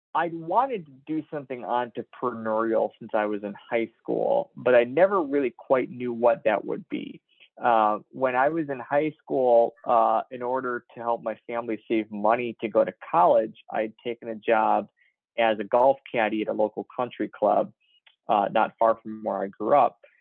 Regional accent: Chicago, Illinois, United States; I was one of the tallest kids in my grade growing up in the Chicago area

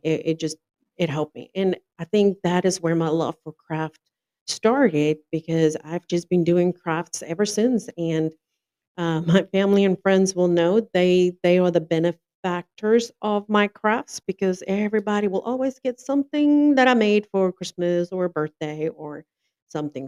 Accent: South Africa; moved away as an adult; now in North Carolina, United States; I'm originally from South Africa, born and raised first came to the US in 2007, and then I immigrated in 2011

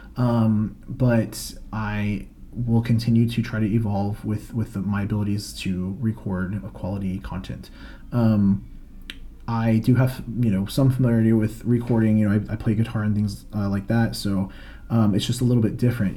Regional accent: Florida, United States; I'm from Florida, currently based there as well in the Orlando area.

